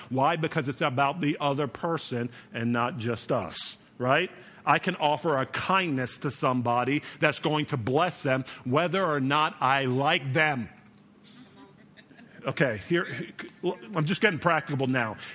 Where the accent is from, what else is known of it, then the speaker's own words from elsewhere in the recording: New York, United States; born there; also born or lived in North Carolina; now in Chicago, United States; I was born in New York, but for years I was down south, living my life in North Kakalaki. That's right, North Carolina.